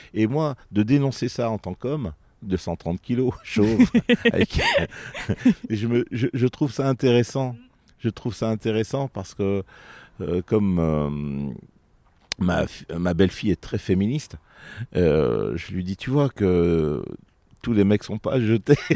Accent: Vienne, Auvergne-Rhône-Alpes, France; Je suis né euh, à Vienne, euh, ça fait maintenant quelques 57 ans, bientôt 58, au mois d'août, le 19 exact. Et, euh, depuis euh, toutes ces années, je suis un amoureux de ma ville.

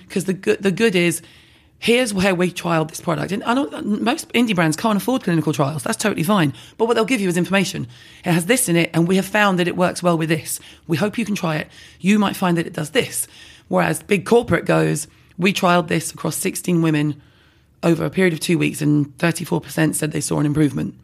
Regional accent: London, United Kingdom; I'm from London

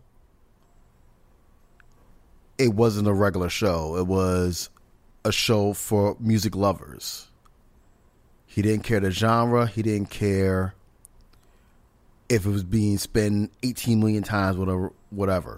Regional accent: New York, United States; born and raised in New York

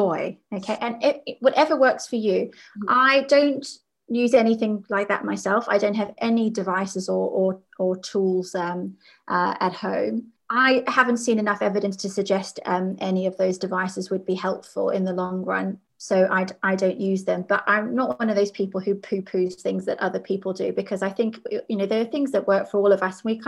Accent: South Africa; As a child, I grew up in South Africa

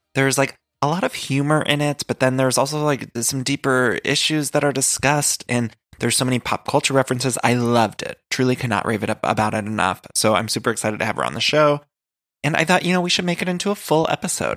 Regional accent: Solon, Ohio, United States; moved away as an adult; now in Los Angeles, United States; Phoebe and I literally grew up in the same town

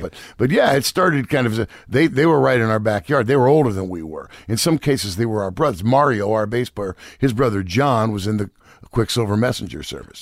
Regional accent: Marin County, California, United States; also born or lived in New York City; I grew up in Marin County, California

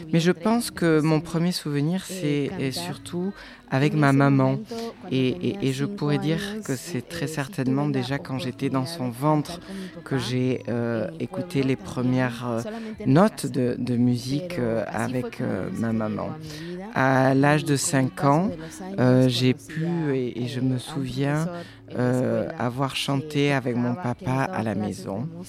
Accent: San Juan Comalapa, Chimaltenango, Guatemala; je suis Maya Kachikel. je suis originaire de San Juan Comalapa.

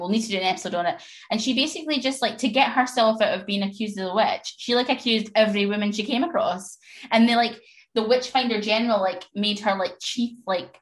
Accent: Scotland, United Kingdom; I'm obviously Scottish

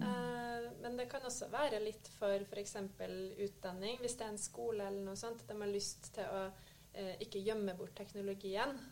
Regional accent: Trøndelag, Norway; moved away as an adult; jeg er en trønder som har forvilla meg sørover da jeg fikk jobbtilbud i Nordkonsult

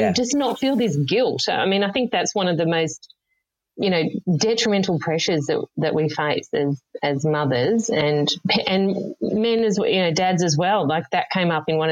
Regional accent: Yarra Valley, Victoria, Australia; I grew up in the Yarra Valley in Victoria

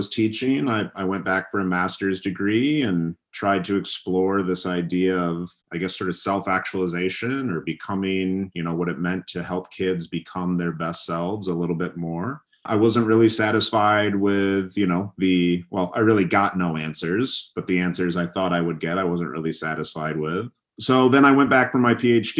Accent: Michigan, United States; I grew up in Michigan, you know, a state in the Midwest of the U.S.

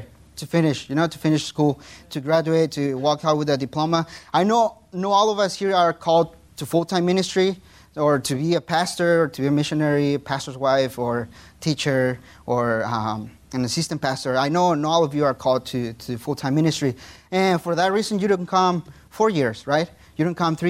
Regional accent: Mexico; first language Spanish; English is a second language; moved away as an adult; my phone was from Mexico

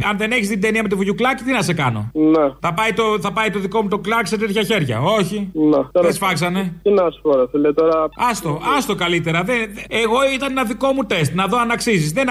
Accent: Mani, Peloponnese, Greece; εγώ είμαι κάτω από τη Μάνη

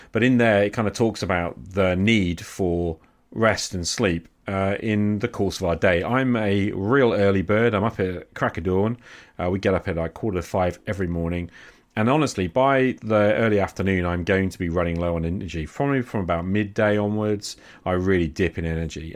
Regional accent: England, United Kingdom; I'm English

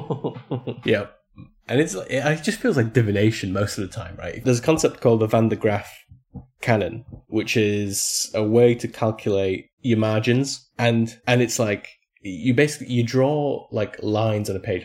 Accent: Poland; it's set in my hometown

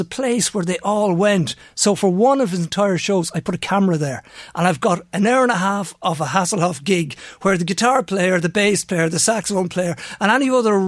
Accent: Navan, County Meath, Ireland; I'm from Navan

